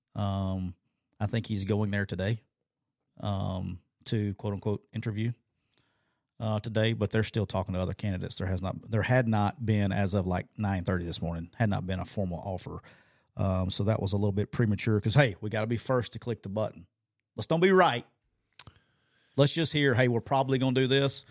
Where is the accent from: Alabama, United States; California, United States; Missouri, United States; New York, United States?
Alabama, United States; it just brings out my true redneckiness here because I'm from Alabama